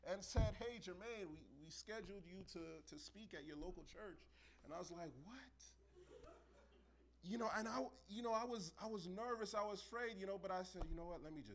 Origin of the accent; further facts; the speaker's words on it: New York City, New York, United States; I grew up in New York City.